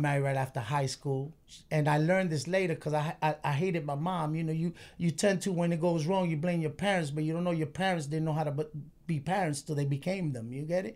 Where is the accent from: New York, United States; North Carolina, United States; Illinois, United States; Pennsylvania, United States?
New York, United States; New York City; we moved from Warwick by Highland Park to East New York right there by Pinckney and Euclid.